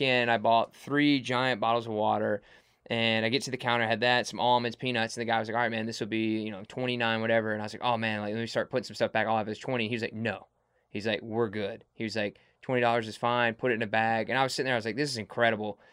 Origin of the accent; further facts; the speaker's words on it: Mississippi, United States; I'm from Mississippi